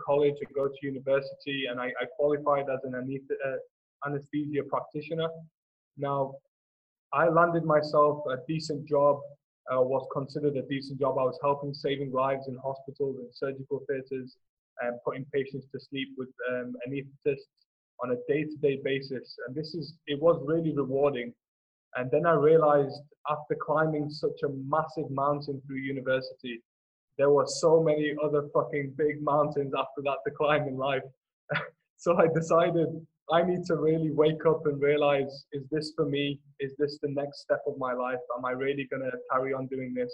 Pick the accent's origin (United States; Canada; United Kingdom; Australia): United Kingdom; Manchester, North West England; I was born in Manchester in the UK, in the United Kingdom.